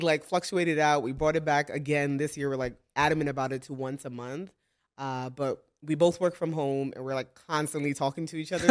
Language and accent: English; New York City, New York, United States; We're a couple, we're from Brooklyn, New York